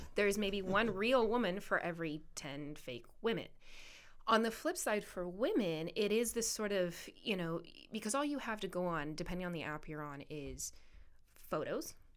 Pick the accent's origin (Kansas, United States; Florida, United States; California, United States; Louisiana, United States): California, United States; Camarillo; I was part of the chamber in my hometown.